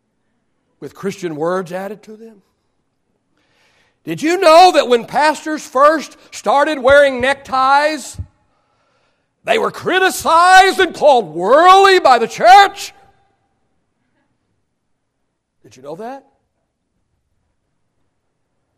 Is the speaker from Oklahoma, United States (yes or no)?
yes; Oklahoma, United States; I was raised in Oklahoma.